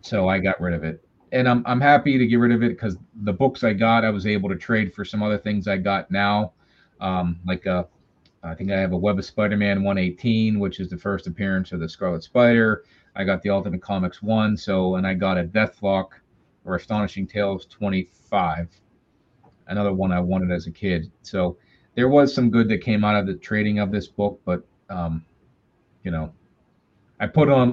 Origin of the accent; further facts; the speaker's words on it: Monroeville, Pennsylvania, United States; moved away; there's a show that's been going on in my hometown for a number of years. It's the Steel City Con in Monroeville, Pennsylvania.